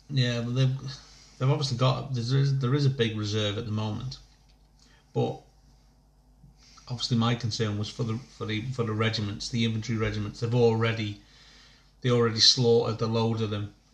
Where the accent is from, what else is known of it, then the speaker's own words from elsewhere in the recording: Northern Ireland, United Kingdom; I grew up in Northern Ireland, ever since I saw seeing soldiers on the street, helicopters in the sky, boom, that was for me.